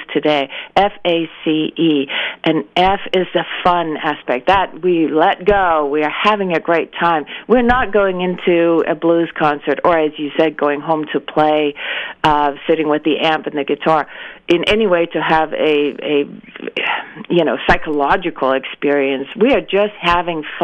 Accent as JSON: {"language": "English", "country": "Denmark", "tie": "born or raised there", "moved": "yes", "said": "I grew up in Denmark"}